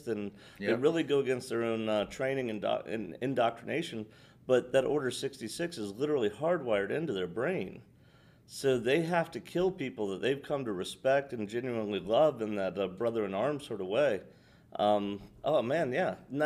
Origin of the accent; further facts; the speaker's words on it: United States; also born or lived in Georgia; We're Americans